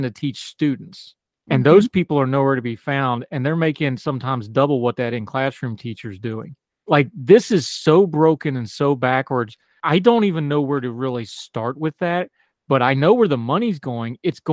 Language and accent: English; West Virginia, United States; my home state, who I love so much